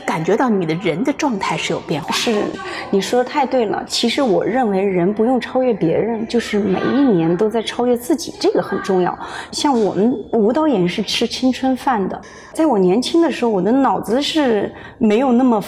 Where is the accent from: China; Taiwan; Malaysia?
China; Hunan; also born or lived in Beijing; now in Los Angeles, United States; 我是湖南人。哦。但是在北京生活的时间最长，在北京成家立业上学，嗯。后来是二零一四年对，二零一四年，来的美国